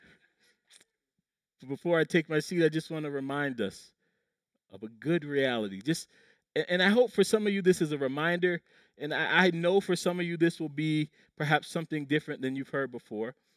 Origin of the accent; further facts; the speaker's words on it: Low Country, South Carolina, United States; When I was a kid growing up in the Low Country, South Carolina